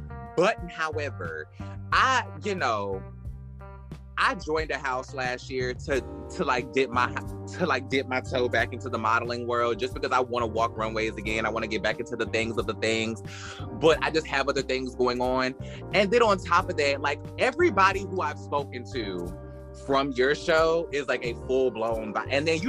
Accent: Brooklyn, New York, United States; Cause I am a bitch from Brooklyn that I didn't fuck with.

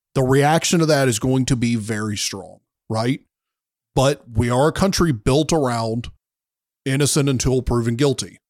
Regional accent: the South, United States; I'm from the South

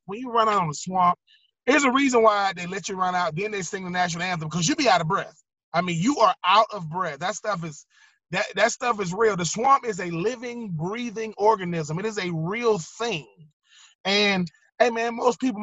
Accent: Swainsboro, Georgia, United States; also born or lived in Augusta, Georgia / Gainesville, Florida; But I'm still from Swainsboro, Georgia. I still graduated high school from Augusta, Georgia

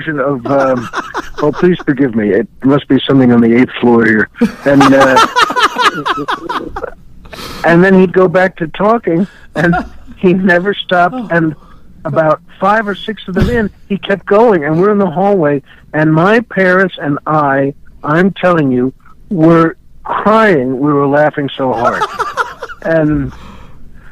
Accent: New York, United States; I grew up in New York and was born in New York

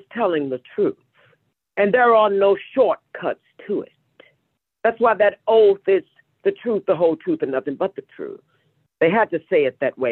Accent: Kinloch, Missouri, United States; I'm originally from St. Louis, Missouri, a small town on the outskirts. Actually, it's called Kinloch, Missouri

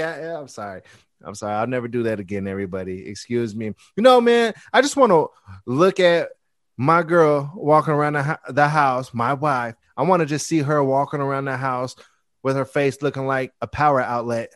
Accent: Bay Area, California, United States; I'm from the Bay Area

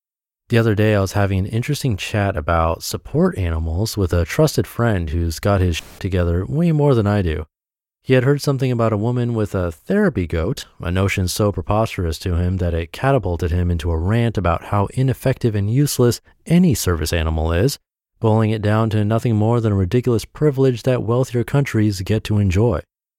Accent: New England, United States; Growing up in New England, it's in my nature to be hard-nosed about these things

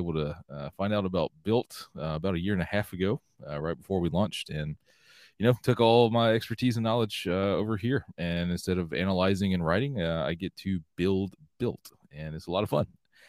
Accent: Georgia, United States; I grew up in Georgia, so Disney was a short hop down

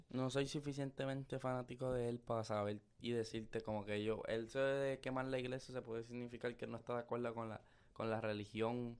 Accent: Luquillo, Puerto Rico; also born or lived in Fajardo; yo soy de Luquillo y de Fajardo

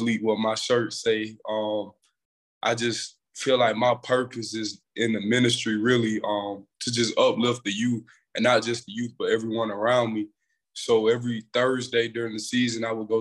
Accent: Eufaula, Alabama, United States; also born or lived in Union Springs, Alabama; I grew up in Eufaula, Alabama. My mom, she moved to Eufaula when I was born, and I've been going to school there ever since then

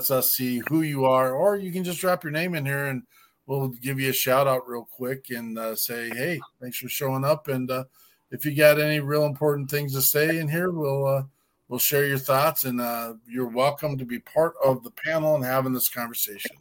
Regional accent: Montana, United States; also born or lived in Wyoming; I'm from Montana

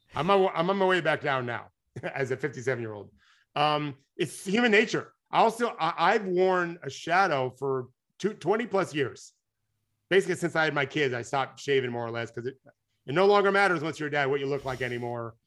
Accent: United States; I'm American

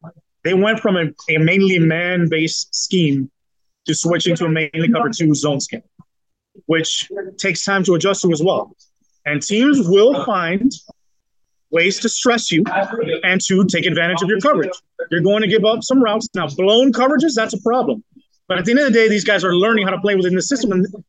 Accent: Miami, Florida, United States; I'm from Miami. I'm South Florida.

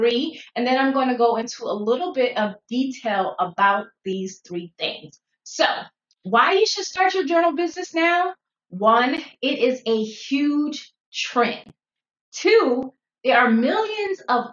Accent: South Carolina, United States; moved away as an adult; also born or lived in Fort Lee, Virginia / Fort Drum, New York / Odenton, Virginia / Woodbridge, Virginia; So I was born and raised in South Carolina, stayed there for 18 years.

